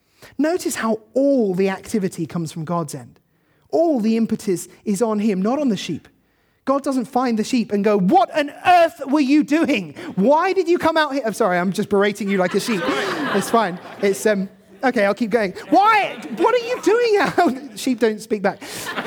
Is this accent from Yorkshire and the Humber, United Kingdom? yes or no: no; South East England, United Kingdom; I grew up in Kent, so the kind of view I have in mind is this, sort of beautiful green pastures.